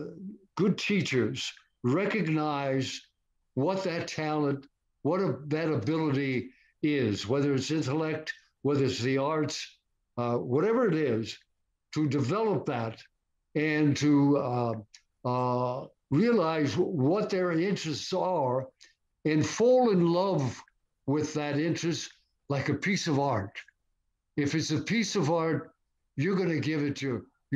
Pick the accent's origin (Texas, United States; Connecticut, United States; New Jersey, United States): Connecticut, United States; Stamford; moved away; the name of the street that was named after me in Stamford, Connecticut, my hometown